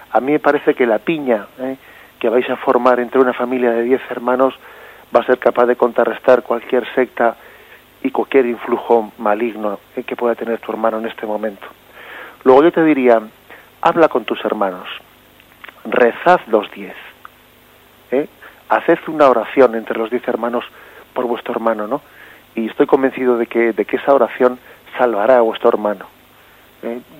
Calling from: Alicante, Valencian Community, Spain; de Alicante.

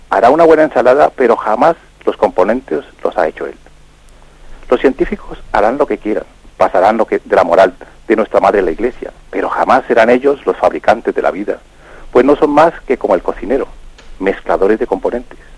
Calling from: Palafrugell, Catalonia, Spain; de Parafruyer en Gerona.

